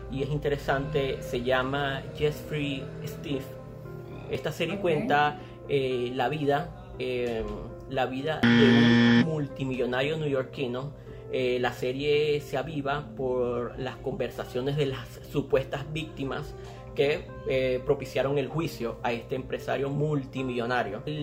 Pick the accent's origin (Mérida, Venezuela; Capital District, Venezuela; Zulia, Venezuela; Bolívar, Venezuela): Zulia, Venezuela; Maracaibo; nosotros somos maracuchos. Nosotros somos maracuchos.